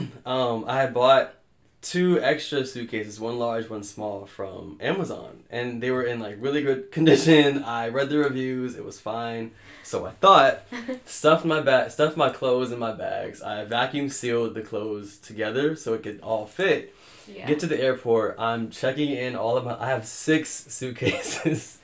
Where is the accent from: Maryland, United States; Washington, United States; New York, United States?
Maryland, United States; Bowie; moved away as an adult; now in Newport Beach, United States; I am originally from Maryland, up in Marlboro, Bowie, Maryland